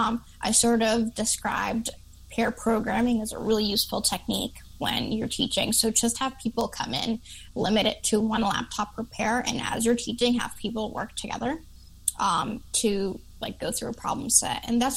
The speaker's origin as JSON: {"language": "English", "town": "Chicago", "region": "Illinois", "country": "United States", "said": "I didn't realize that I talk really fast because I'm from Chicago."}